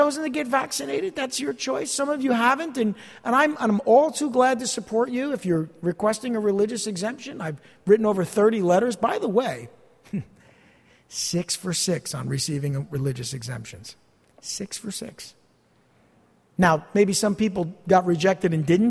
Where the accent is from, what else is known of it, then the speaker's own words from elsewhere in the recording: East Rutherford, New Jersey, United States; I grew up in this area. I grew up in East Rutherford